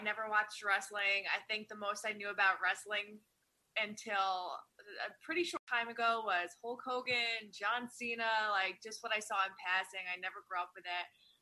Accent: Poughkeepsie, New York, United States; moved away as an adult; I was raised Poughkeepsie until I was like 20 years old

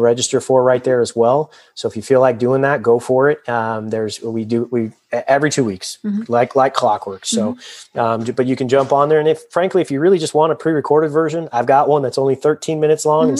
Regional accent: Southern California, United States; moved away as an adult; also born or lived in Colorado; I grew up in Southern California when the Rams were there

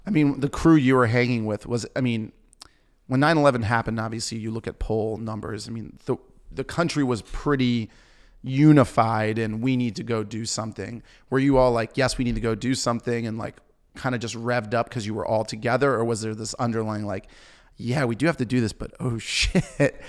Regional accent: Maryland, United States; also born or lived in Washington, D.C.; I grew up in Maryland

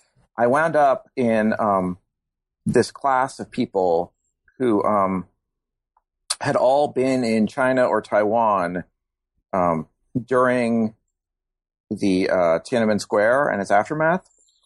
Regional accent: Germany; born there; I was born in Germany. My father was in the military

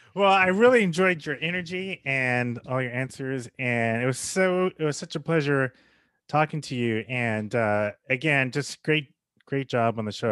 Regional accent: United States; as an American

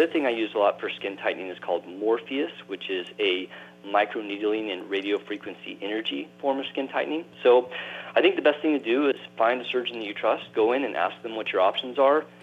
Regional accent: Texas, United States; I grew up in Texas

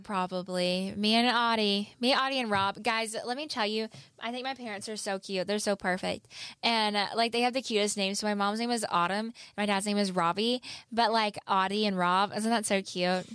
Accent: the South, United States; accent: southern; I am from the South

